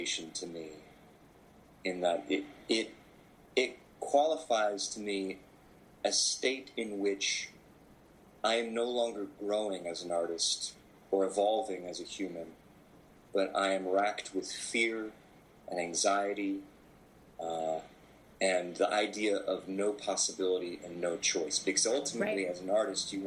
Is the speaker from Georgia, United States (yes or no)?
no; Anchorage, Alaska, United States; I was born in Anchorage, Alaska.